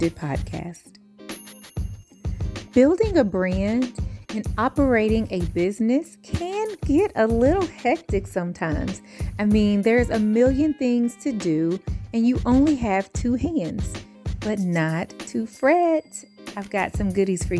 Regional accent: Louisville, Kentucky, United States; moved away; So I'm initially from the Ville. I'm currently on the coast, but I'm from Louisville

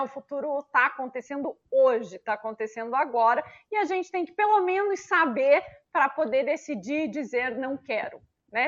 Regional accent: Brazil; nós brasileiros

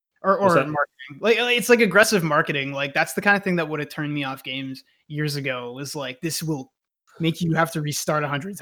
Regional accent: the South, United States; I'm from a hick town

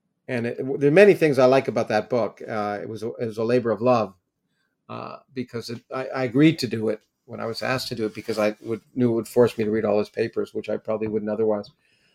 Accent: Canada; I grew up in Canada, it was the Canadian Undergraduate Physics Association.

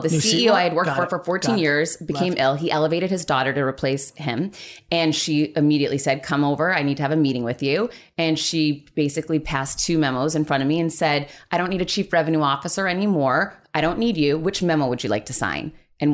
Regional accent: Worcester, Massachusetts, United States; Worcester, Mass. The 508. Remember, that's what Trouty and I had that in common.

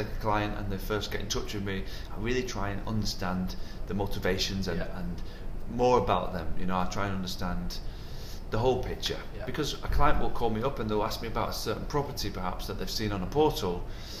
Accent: Wigan, North West England, United Kingdom; now in Dubai, United Arab Emirates; There's only in England, in Wigan, there's no different nationalities.

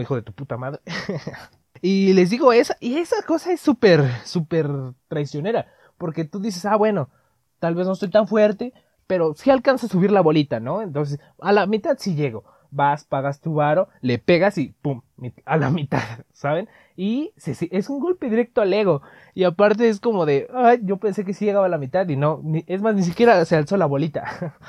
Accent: Mexico City, Mexico; accent: chilango; nosotros, en eh, según nosotros, los, chilangos, no tenemos acento

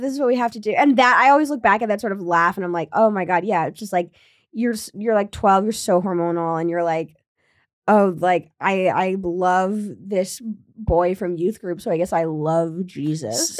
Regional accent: Williamstown, Massachusetts, United States; my hometown, Williamstown, Massachusetts

